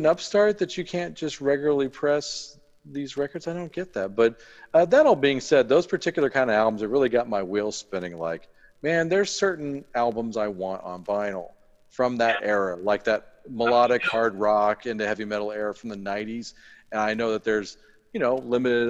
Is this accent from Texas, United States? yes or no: yes; Texas, United States; I'm from Texas